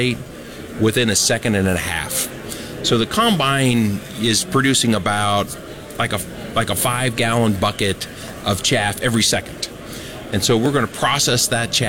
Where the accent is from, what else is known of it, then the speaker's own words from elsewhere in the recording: Ohio, United States; I'm from Ohio